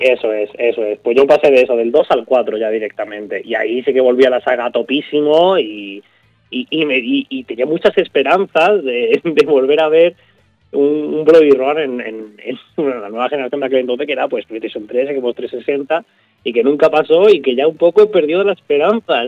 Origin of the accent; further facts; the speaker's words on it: a small village in Málaga, Andalusia, Spain; en mi pueblo, en un pueblecito de Málaga, eh, un tío mío tenía un bar allí